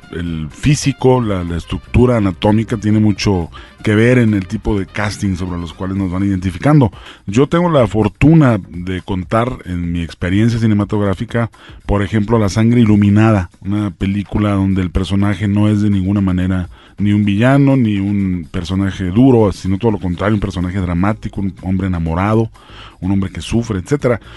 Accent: Ciudad Juárez, Chihuahua, Mexico; Yo soy de Ciudad Juárez

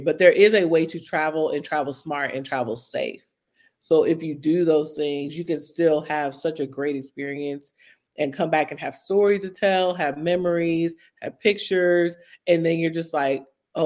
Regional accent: United States; being American

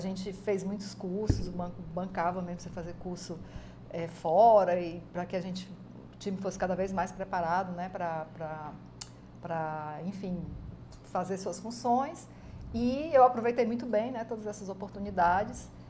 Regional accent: Ceará, Brazil; os meus pais eram paraibanos, né? Casaram, uhum. vieram ah. morar aqui e aí eu nasci aqui no Ceará

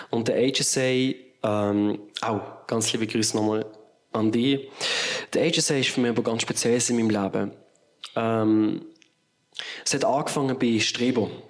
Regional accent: Basel, Basel-Stadt, Switzerland; gerade wenn man hier in der Schweiz wohnt oder als Basler, allein schon mit der Fahrt hat man einfach irgendwie gesagt, okay, das, das muss jetzt sein.

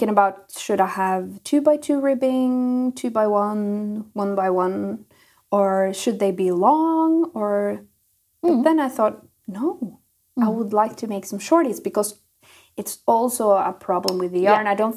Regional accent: Norway; English is a second language

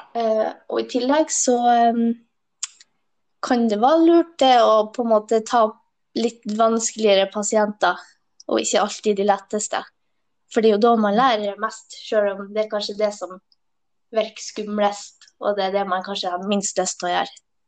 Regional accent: Hemnes, Nordland, Norway; moved away; Jeg er fra Helgeland, en plass ja. heter Hemnes

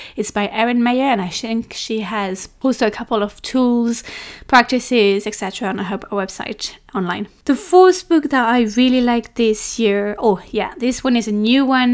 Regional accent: France; I'm French

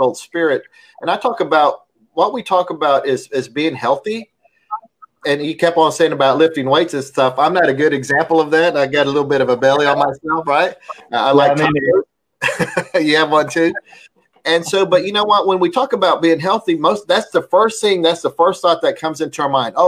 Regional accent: United States; while I am an American, I grew up in a traditional Hispanic family

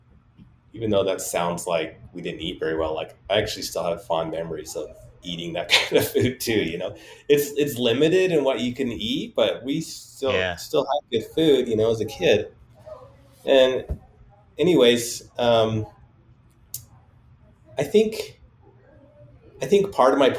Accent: Salt Lake City, Utah, United States; I grew up in Glendale area, which is right next to Rose Park. And this is all part of Salt Lake City

